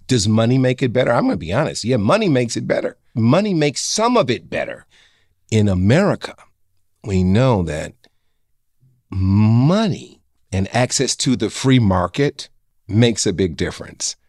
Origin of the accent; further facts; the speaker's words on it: Cleveland, Ohio, United States; a kid who grew up in Garden Valley